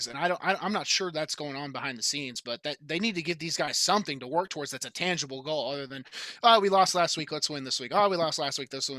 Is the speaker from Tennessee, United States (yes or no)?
yes; Clarksville, Tennessee, United States; I live back in Clarksville, Tennessee, my hometown